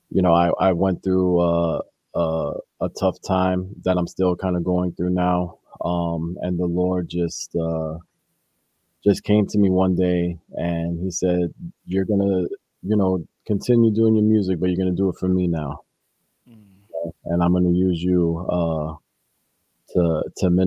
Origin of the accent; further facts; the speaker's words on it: New York City, New York, United States; I was born and raised here in the Bronx, New York